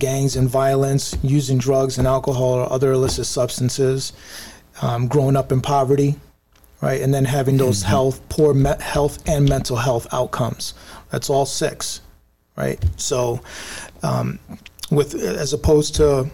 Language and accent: English; New York City, New York, United States; the average kid in my neighborhood growing up in the South Bronx